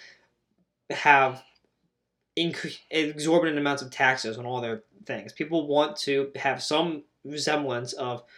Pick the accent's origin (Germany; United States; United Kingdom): United States; we're just both from the United States